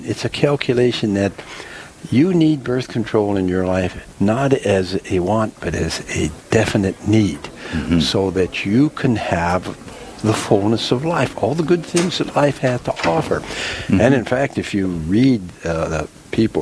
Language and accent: English; Montana, United States; now in Dickinson, United States; I'm from Montana.